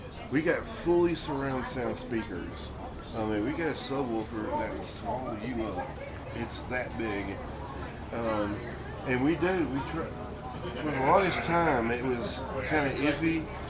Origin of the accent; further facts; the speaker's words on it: Mineola, Texas, United States; now in Quitman, United States; I'm from Mineola. I live in Quitman, sadly.